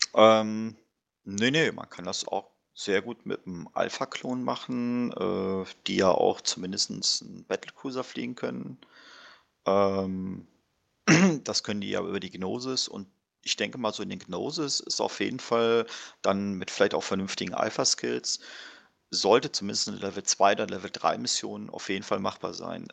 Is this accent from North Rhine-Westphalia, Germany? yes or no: yes; Warburg, North Rhine-Westphalia, Germany